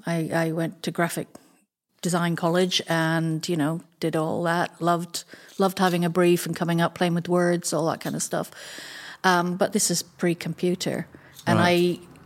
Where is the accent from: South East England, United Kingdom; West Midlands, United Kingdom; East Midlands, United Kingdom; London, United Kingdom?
London, United Kingdom; born there; So I was born in London.